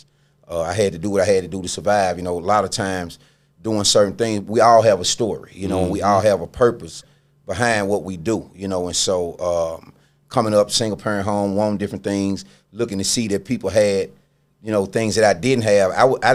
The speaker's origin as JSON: {"language": "English", "town": "Memphis", "region": "Tennessee", "country": "United States", "tie": "born or raised there", "said": "I really grew up in Memphis."}